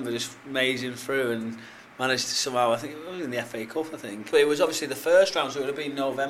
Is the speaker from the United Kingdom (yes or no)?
yes; Hartlepool, North East England, United Kingdom; I'm from Hartlepool